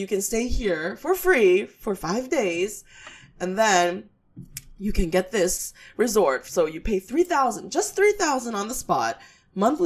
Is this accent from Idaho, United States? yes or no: no; New York City, New York, United States